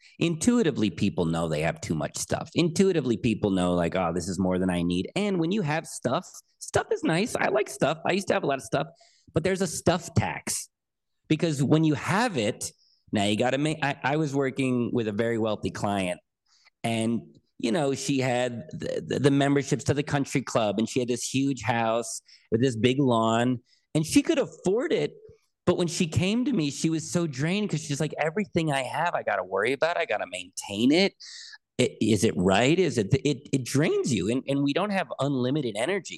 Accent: United States; I'm an American

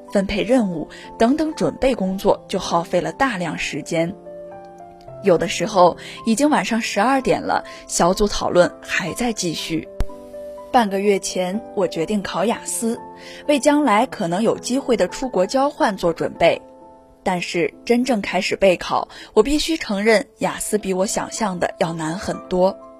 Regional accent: Anyang, Henan, China; moved away as an adult; also born or lived in Nanjing; 来自河南安阳，我在南京大学，距离我的家乡八百四十四公里

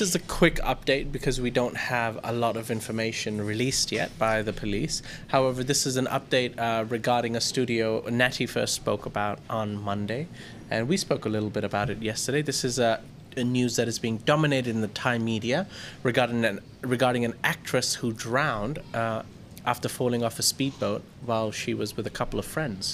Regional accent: India; now in Thailand; I was Indian

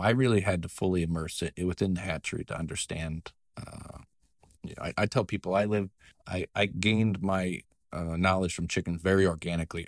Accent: Nebraska, United States; now in Iowa, United States; I grew up in Nebraska in a small town of about two hundred people

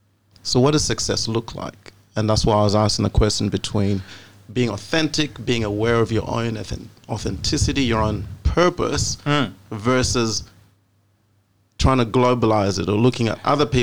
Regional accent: Australia; That's why I'm Australian. Yeah, I'm not Zambian.

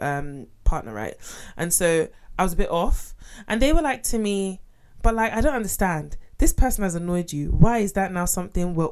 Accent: Nigeria; I'm originally Nigerian

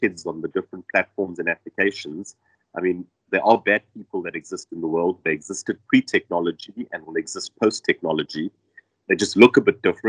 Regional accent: South Africa; I as a South African work in Germany full-time and live in South Africa

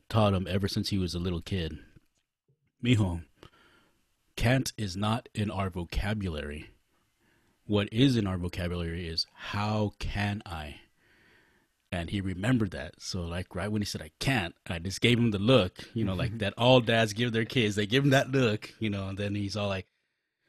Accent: Los Angeles, California, United States; we all are from East

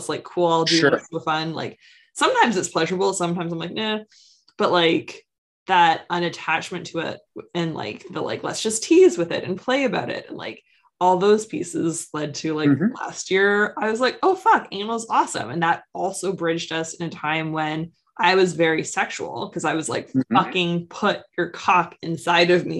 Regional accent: East Coast of Canada, Canada; I'm from the East Coast of Canada

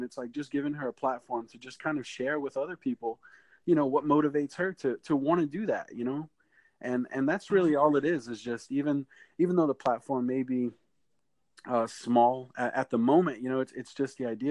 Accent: Houma, Louisiana, United States; I'm from Houma, Louisiana

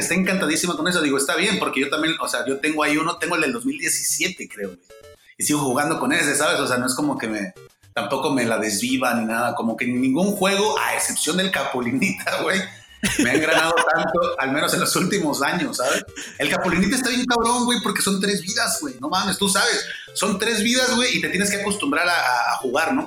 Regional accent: Baja California Sur, Mexico; moved away as an adult; now in Mexico City, Mexico; la Baja Sur, que es donde soy yo

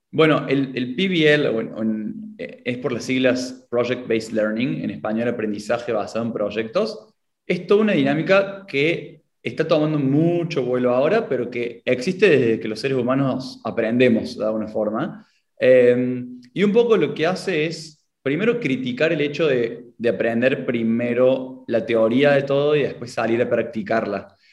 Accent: Córdoba, Argentina; accent: Cordobés; tengo la identidad marcada en mi acento, soy de Argentina, de Córdoba

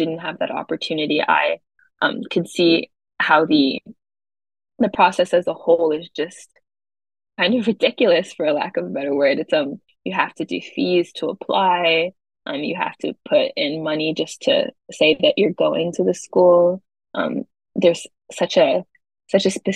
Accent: Charlotte, North Carolina, United States; moved away as an adult; now in New York, United States; I originally come a lot further south. I'm from Charlotte, North Carolina

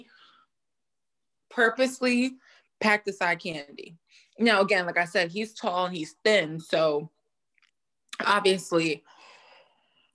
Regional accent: New York City, New York, United States; I'm from New York City

